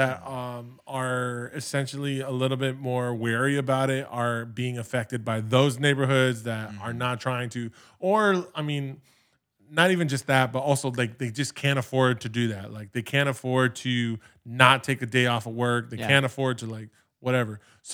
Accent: Los Angeles, California, United States; I grew up in the San Fernando Valley, and for me, that area was Van Nuys, the porn one of the porn capitals of the world.

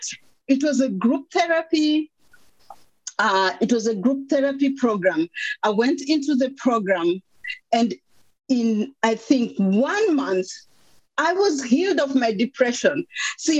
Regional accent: Kenya; moved away as an adult; also born or lived in Netherlands / Luxembourg; now in Belgium; I'm from Kenya, grew up a rural girl, a preacher's kid

